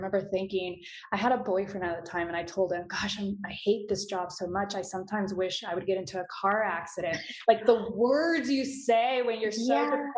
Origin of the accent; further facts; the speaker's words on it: Houston, Texas, United States; in growing up in Houston, I grew up surprisingly in a really decent neighborhood, very diverse